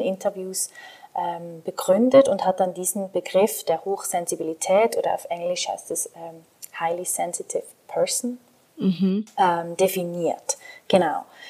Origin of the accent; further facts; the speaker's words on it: Switzerland; accent: Swiss German; Ich bin aus der Schweiz, deswegen verzeiht, wenn mein Hochdeutsch nicht so perfekt ist oder ein bisschen Akzent.